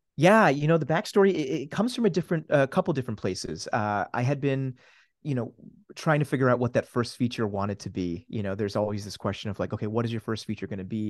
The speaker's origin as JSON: {"language": "English", "town": "Downingtown", "region": "Pennsylvania", "country": "United States", "tie": "born or raised there", "also_born_or_lived": "Switzerland / New Jersey", "said": "Downingtown, Pennsylvania is where I would call home"}